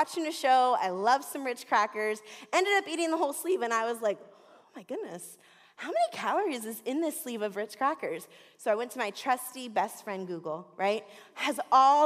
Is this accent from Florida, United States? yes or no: yes; Florida, United States; also born or lived in Southwest Detroit; now in Detroit, United States; I'm from Florida